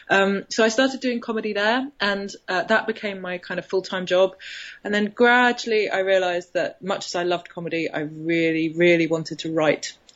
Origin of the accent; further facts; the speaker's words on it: Birmingham, West Midlands, United Kingdom; now in London, United Kingdom; I grew up in Birmingham, which is about 100 miles north of uh, London